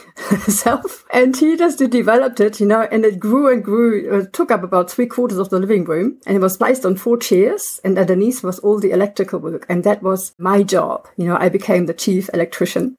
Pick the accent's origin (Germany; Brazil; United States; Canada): Germany; now in New Zealand; I live in Aotearoa. I'm originally from Germany